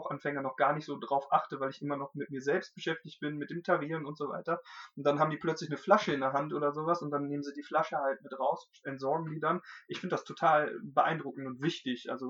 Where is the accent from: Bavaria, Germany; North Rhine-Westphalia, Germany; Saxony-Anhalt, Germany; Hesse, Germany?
North Rhine-Westphalia, Germany; Dolberg; also born or lived in Hamm; ich komme aus der Gegend, ich bin in Dolberg aufgewachsen, ich bin zwar gebürtiger Hamenser, aber bin in Dolberg aufgewachsen, also die Lippe war immer schon der Fluss, der irgendwie so mich begleitet hat